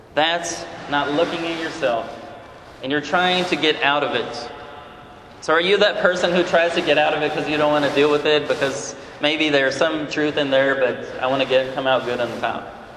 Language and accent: English; Brazil; moved away; I'm from Brazil originally